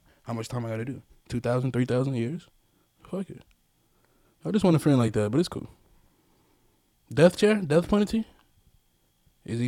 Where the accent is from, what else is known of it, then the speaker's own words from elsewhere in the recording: Mobile, Alabama, United States; Second most dangerous city in USA, Mobile, Alabama. That's where I'm from